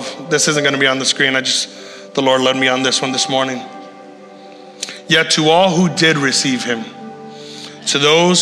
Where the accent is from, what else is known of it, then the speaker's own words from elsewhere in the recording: Puerto Rico; I'm from Puerto Rico